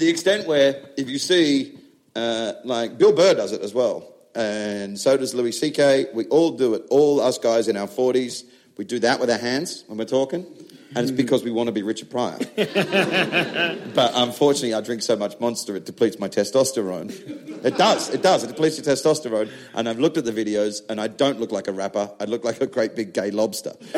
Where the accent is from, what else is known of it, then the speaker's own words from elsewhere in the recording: Australia; now in England; I'm an Australian that does comedy in England